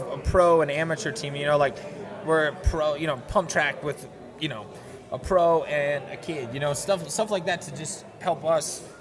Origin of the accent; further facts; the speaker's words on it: Montana, United States; I grew up in Montana, and Montana is amazing and beautiful.